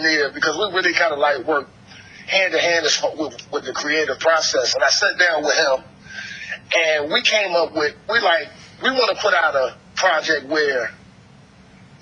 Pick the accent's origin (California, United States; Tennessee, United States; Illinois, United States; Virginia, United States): Virginia, United States; Newport News; I'm from Newport News, Virginia, but you know, Newport News and Hampton is like one big city